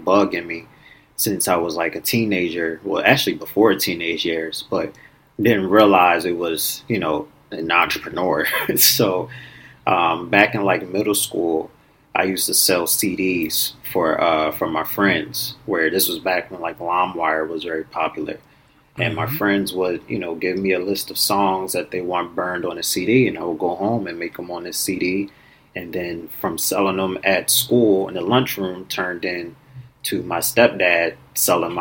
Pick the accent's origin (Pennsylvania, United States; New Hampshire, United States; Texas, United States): Pennsylvania, United States; Philadelphia; moved away as an adult; now in Los Angeles, United States; Born and raised in Philadelphia, but currently live in Los Angeles